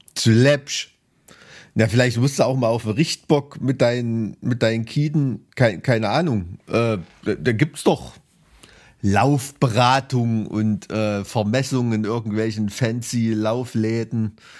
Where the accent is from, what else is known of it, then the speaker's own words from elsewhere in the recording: Thuringia, Germany; als Thüringer dem Skilanglauf verpflichtet bin